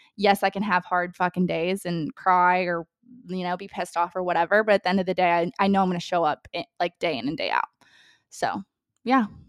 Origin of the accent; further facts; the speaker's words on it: Ohio, United States; also born or lived in Hawaii; now in Nashville, United States; I'm originally from Ohio